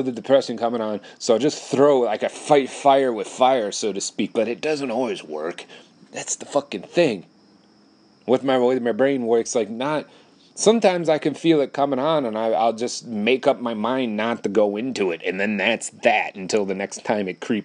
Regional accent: Wisconsin, United States; I live in Wisconsin

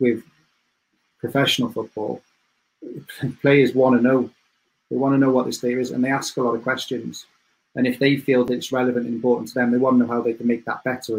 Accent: Cardiff, Wales, United Kingdom; moved away as an adult; now in Sheffield, United Kingdom; I'm from Cardiff

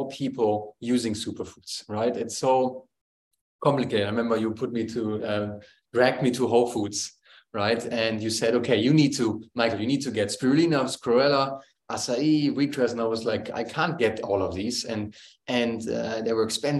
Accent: Germany; growing up in Germany

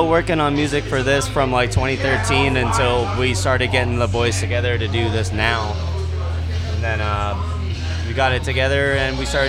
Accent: Portland, Maine, United States; Yeah, we're all from Portland.

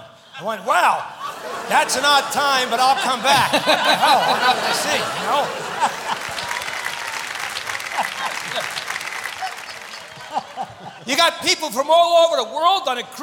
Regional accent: New Jersey, United States; I'm from New Jersey

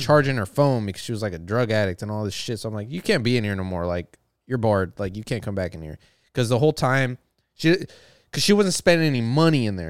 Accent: the South, United States; I'm from the South

